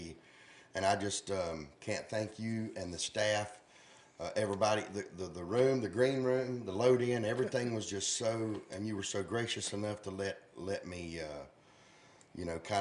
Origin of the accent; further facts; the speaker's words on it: Dallas, North Carolina, United States; I'm a Dallas boy, but I'm Gaston County